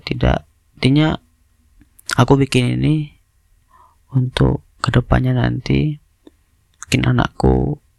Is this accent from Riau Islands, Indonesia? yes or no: yes; Batam, Riau Islands, Indonesia; aku orang Batam